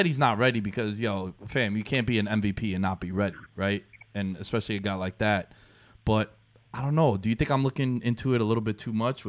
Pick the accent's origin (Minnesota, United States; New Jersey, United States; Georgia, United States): New Jersey, United States; Like, I grew up with them in Jersey.